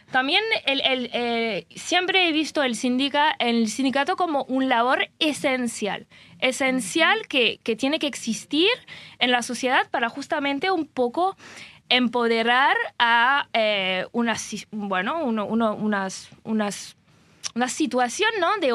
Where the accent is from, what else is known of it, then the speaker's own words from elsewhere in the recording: France; Spanish is a second language; moved away; porque a veces como yo soy francesa, que, vengo de un país que está bastante cerca